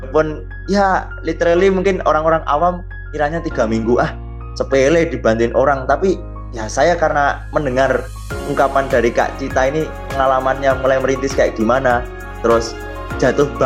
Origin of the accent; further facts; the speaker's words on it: Java, Indonesia; tapi karena saya juga orang Jawa dulu tuh sakit-sakitan.